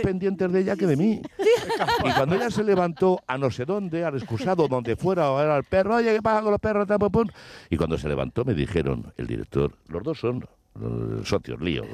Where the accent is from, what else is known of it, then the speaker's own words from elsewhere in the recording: Ávila, Castile and León, Spain; moved away; also born or lived in Málaga / Madrid / Córdoba; yo, que soy de Ávila